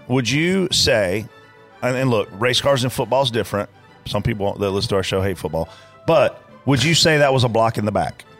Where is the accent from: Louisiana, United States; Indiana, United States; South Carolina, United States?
South Carolina, United States; Lancaster; at my local dirt track level growing up on Saturday nights in Lancaster, South Carolina